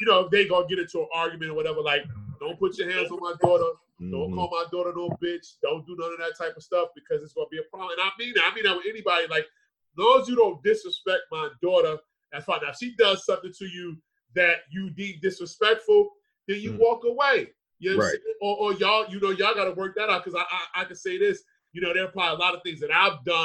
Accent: Edison, New Jersey, United States; we grew up in Edison

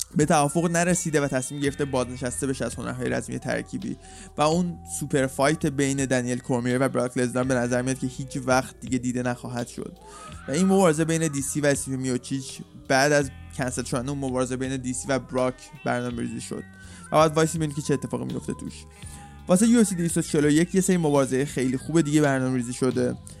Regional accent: Iran; واسه ما که ایرانیم

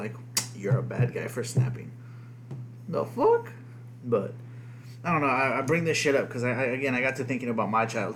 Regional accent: United States; first language Spanish; English is a second language; half white boy, you know, born in America

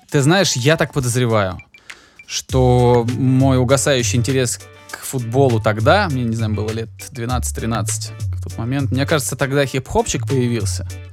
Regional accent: Georgia; я человек грузин

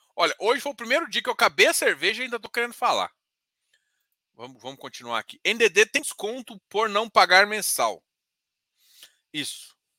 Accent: Goiás, Brazil; eu sou goiano.

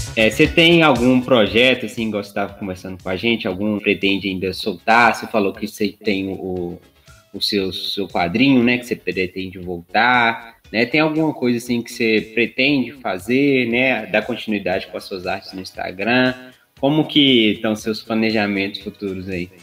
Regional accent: Minas Gerais, Brazil; accent: mineiro; also born or lived in Sete Lagoas; nós somos de Minas, a gente mora em Sete Lagoas

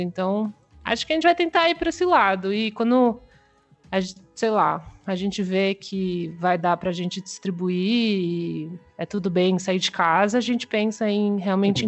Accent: São Paulo, Brazil; eu sou de São Paulo

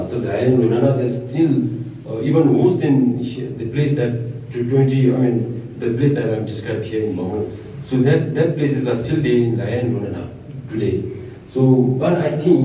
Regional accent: Thimphu, Bhutan; I am born and brought up in Thimphu

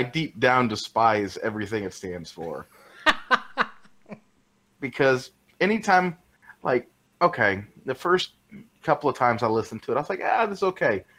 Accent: Hammond, Indiana, United States; the good old streets of Hammond, Indiana

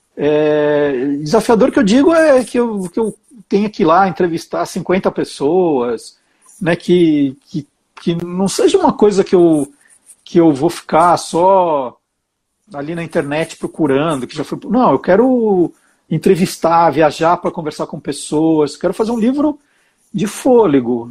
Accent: Brazil; como brasileiro

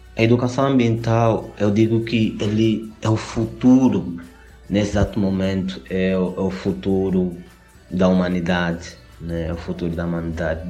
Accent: Angola; eu sou angolano, veio de Angola, África

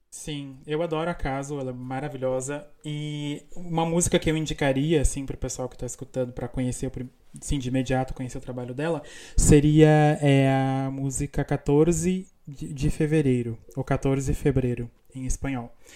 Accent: Rio Grande do Sul, Brazil; first language Portuguese; moved away as an adult; now in Buenos Aires, Argentina; eu sou do sul do Brasil, né? Sou gaúcho

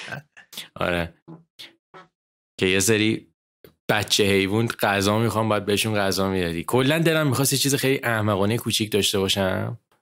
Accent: Iran; moved away as an adult; also born or lived in Dubai / United States; من و مامان بابام ستایی با هم دیگه سال 2013 از ایران اومدیم بیرون

